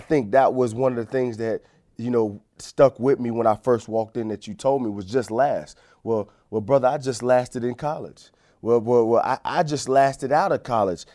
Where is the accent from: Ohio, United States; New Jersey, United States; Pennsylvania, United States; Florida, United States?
Florida, United States; Fort Lauderdale; moved away as an adult; also born or lived in Pittsburgh; growing up in Fort Lauderdale, Florida, Broward County